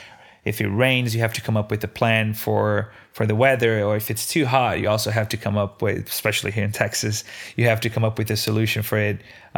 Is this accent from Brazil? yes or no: yes; Brazil; now in United States; Every day growing up in Brazil, we had simple meals done right.